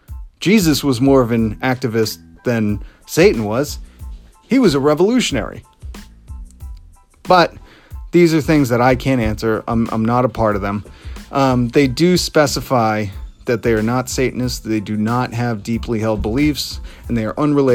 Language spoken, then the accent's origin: English; Salem area, Massachusetts, United States; they're here in my hometown. They're right down the street in Salem